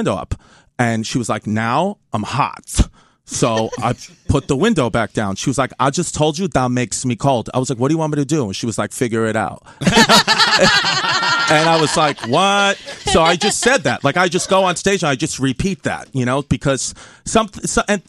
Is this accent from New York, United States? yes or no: yes; New York City, New York, United States; I'm from Bay Ridge, Brooklyn